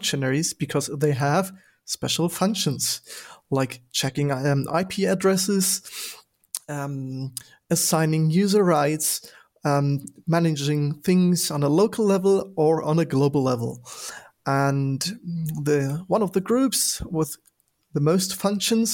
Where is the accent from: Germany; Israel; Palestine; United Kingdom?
Germany; Berlin; I'm calling in from my home city, Berlin